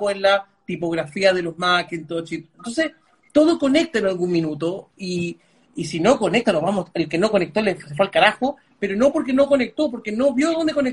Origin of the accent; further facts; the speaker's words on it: Panama; also born or lived in Lima, Peru; yo nací en Lima, pero no, pero no me crié en Lima, me crié en Panamá, pero bajo un mix de culturas de dos países, ¿no? Mis, padres son de la India